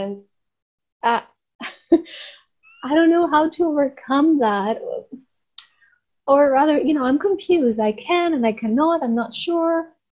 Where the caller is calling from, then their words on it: Athens, Attica, Greece; I'm calling from Greece.